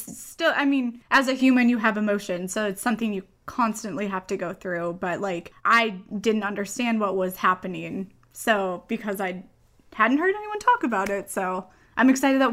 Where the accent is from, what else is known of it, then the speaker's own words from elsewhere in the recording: Midwest, United States; moved away as an adult; now in Los Angeles, United States; Yeah, I guess I moved out to LA to pursue animation in 2012, and I'm originally from the Midwest